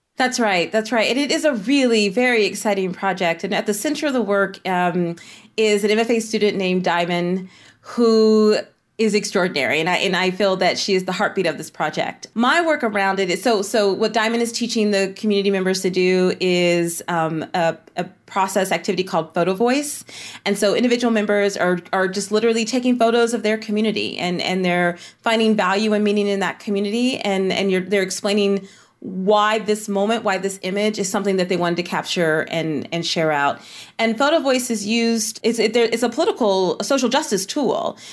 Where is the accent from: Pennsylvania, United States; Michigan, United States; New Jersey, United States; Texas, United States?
Texas, United States; Tennessee Colony; I was raised in East Texas in a little farming community called, um, Tennessee Colony